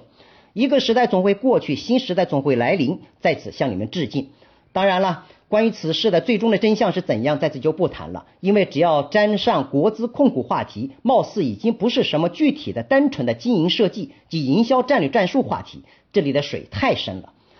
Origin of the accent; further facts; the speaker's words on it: China; 身为中国人